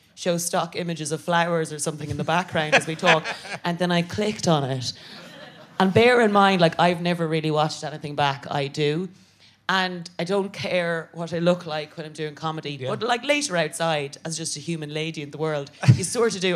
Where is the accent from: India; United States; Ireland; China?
Ireland; moved away as an adult; now in United Kingdom; I'm an Irish Catholic woman